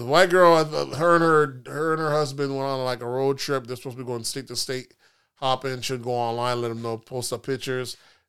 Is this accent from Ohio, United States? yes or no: no; Florida, United States; Listen, we're from Florida, so we know these prices for those type of homes on the beach isn't that shocking.